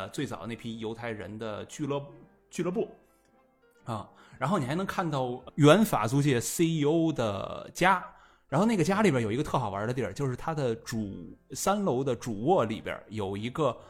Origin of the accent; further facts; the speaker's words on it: Shanghai, China; 让我觉得不光作为一个上海人，甚至作为一个中国人，我们在。